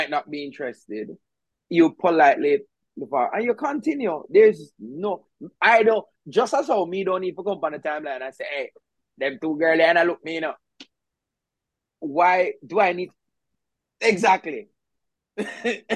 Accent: Jamaica; now in Kingston, Jamaica; I grew up in the country.

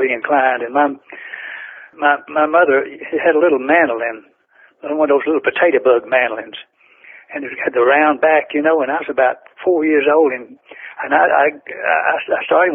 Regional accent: Florence, Alabama, United States; I grew up right outside Florence, Alabama, and right across the river to Muscle Shoals, Alabama.

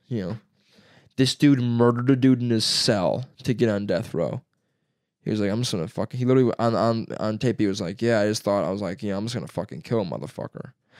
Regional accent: Baghdad, Iraq; I'm from Baghdad, right?

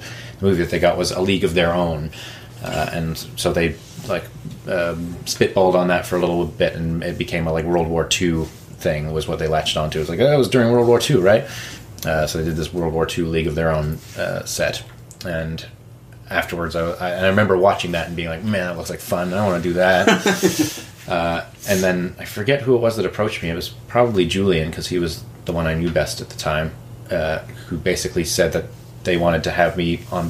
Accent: New Brunswick, Canada; moved away; I'm from New Brunswick, and so that's where I started doing theater there. And just started with like high school musicals

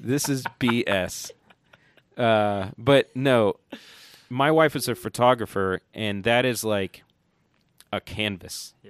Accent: Johnson City, Tennessee, United States; also born or lived in Cincinnati; now in Asheville, United States; I grew up in Johnson City, Tennessee

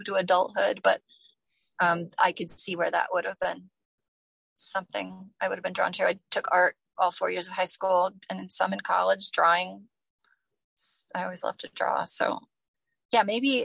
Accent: Toledo, Ohio, United States; now in Findlay, United States; When I was young, I mean, I lived most of my life in Toledo, went to college there, became a part of the writing community in Toledo

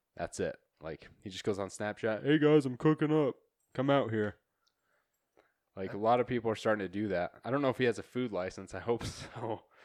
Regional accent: near Ammon, Idaho, United States; moved away; I was fifteen minutes from there. That's where I grew up.

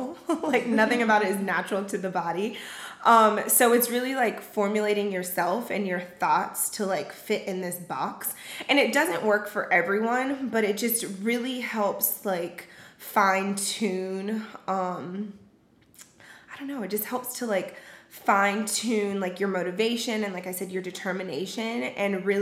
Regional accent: Charleston, South Carolina, United States; I grew up in Charleston, South Carolina, with very close-knit family

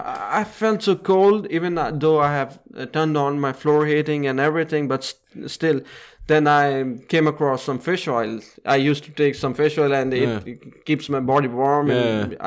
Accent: Pakistan; So coming from Pakistan, which is very polluted, and we have a lot of smog issues in winter.

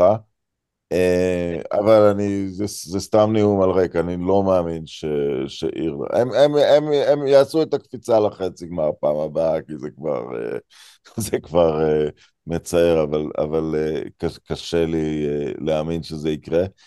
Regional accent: Israel

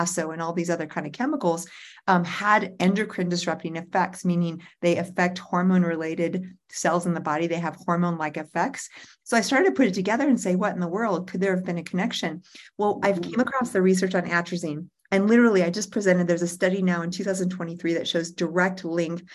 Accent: Central Illinois, United States; now in Colorado, United States; where I grew up in Central Illinois

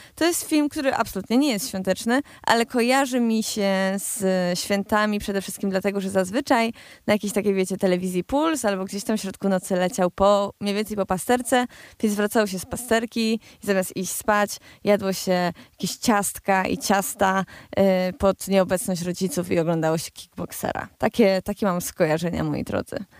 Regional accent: Cieszyn Silesia, Silesian Voivodeship, Poland; ja jestem ze Śląska, ja, ze Śląska Cieszyńskiego

